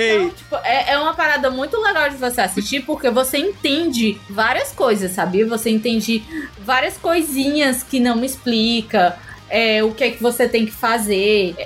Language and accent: Portuguese; Ceará, Brazil; accent: cearense; eu acho que o sotaque cearense não é tão forte assim, sabe? Pelo menos o meu não acho tão forte